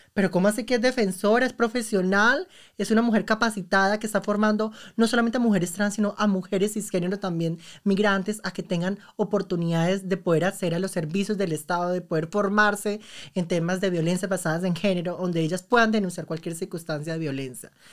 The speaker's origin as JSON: {"language": "Spanish", "region": "Arauca", "country": "Colombia", "also_born_or_lived": "Bogotá", "moved": "as an adult", "lives_now": "Munich, Germany", "said": "soy una mujer llanera del llano campo, del departamento de Arauca"}